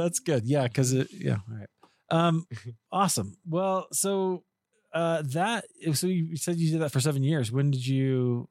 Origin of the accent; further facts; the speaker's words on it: Iowa, United States; I grew up in Iowa